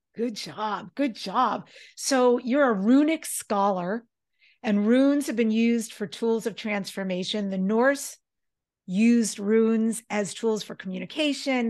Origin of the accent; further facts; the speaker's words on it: New York, United States; we grew up in New York